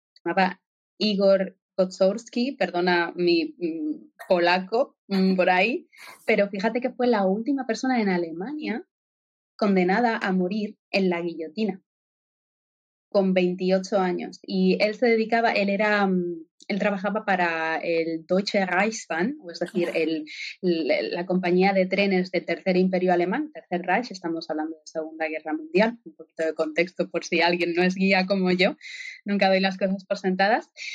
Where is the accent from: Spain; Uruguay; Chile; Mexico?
Spain; now in Germany; como española de nacimiento